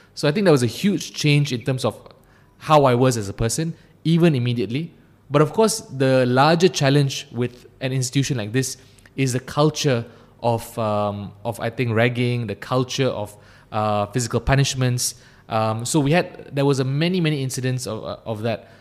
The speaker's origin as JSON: {"language": "English", "town": "Ampang", "region": "Selangor", "country": "Malaysia", "tie": "born or raised there", "also_born_or_lived": "Cheras", "said": "I, I grew up in, uh, in Ampang. Um, then I moved to Cheras. So I've been in the Klang Valley for my entire life"}